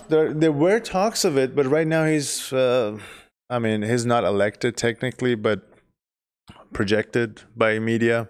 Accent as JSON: {"language": "English", "country": "Iran", "moved": "as an adult", "said": "I am from Iran. I've been here for less than ten years."}